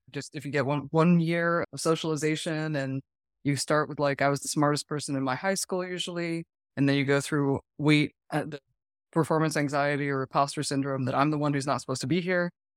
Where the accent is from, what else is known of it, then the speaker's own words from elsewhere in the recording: New England, United States; moved away; I'm from New England